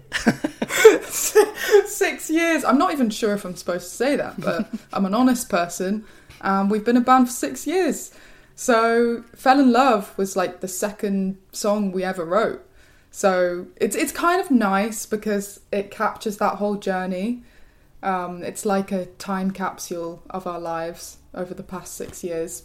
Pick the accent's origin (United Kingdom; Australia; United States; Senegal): United Kingdom; West Midlands; moved away as an adult; now in London, United Kingdom; I'm from the West Midlands.